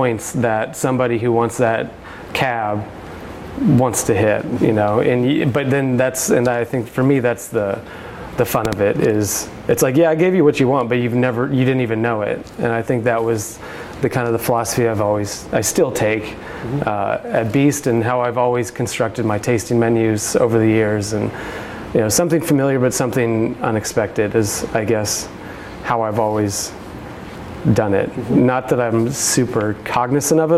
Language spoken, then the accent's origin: English; Indiana, United States; I'm from Indiana